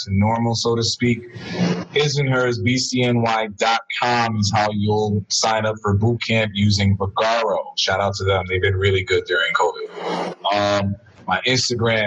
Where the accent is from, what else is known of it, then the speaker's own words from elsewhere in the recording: New York City, New York, United States; I'm from the Heights